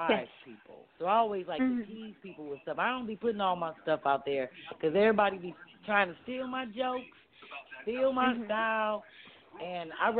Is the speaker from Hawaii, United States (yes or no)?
no; Kirkwood, Missouri, United States; moved away as an adult; now in Philadelphia, United States; I grew up out in Kirkwood